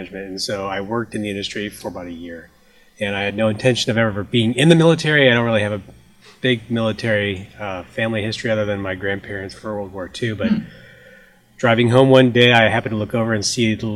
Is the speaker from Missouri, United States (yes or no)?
yes; St. Louis, Missouri, United States; moved away; I'm originally from St. Louis, Missouri